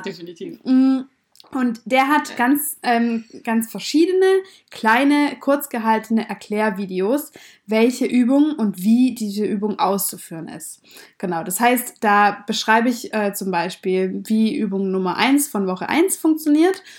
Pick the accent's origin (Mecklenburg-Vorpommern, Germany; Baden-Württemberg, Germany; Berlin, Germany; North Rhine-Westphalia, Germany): Baden-Württemberg, Germany; Swabia; wir kommen beide aus dem Schwaberländle